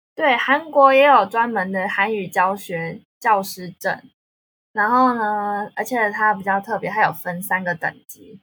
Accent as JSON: {"language": "Chinese", "country": "Taiwan", "accent": "Taiwanese", "moved": "as an adult", "lives_now": "South Korea", "said": "因为台湾腔被打枪"}